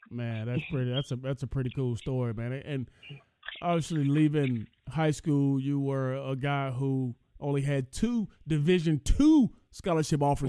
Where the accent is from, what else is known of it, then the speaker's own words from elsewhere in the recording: Georgia, United States; we're both Georgia boys